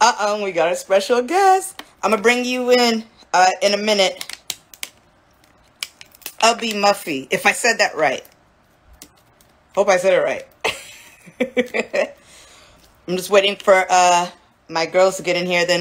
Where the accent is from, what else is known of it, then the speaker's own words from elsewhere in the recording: San Jose, California, United States; I'm from San Jose, California